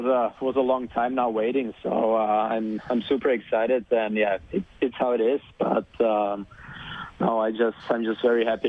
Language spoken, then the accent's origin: English; Czechia; born there; English is a second language; also born or lived in Germany; To be honest, I was born in Czech, so